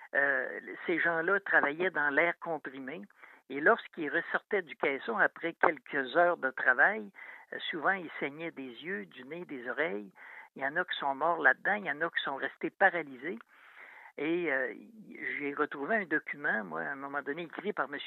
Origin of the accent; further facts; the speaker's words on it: Saint-Romuald, Quebec, Canada; je suis natif de Saint-Romuald. Quand j'étais jeune, je demeurais près du fleuve.